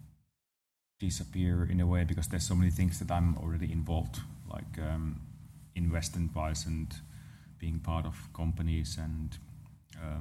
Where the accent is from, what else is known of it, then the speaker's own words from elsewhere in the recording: Lahti, Päijät-Häme, Finland; Around my hometown, there's those roads that are just meant to be driven fast. So nice. So around Lahti area in Finland